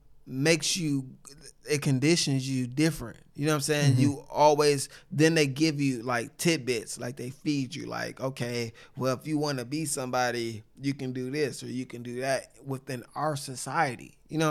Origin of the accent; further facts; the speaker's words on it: Sacramento, California, United States; I grew up in Sacramento.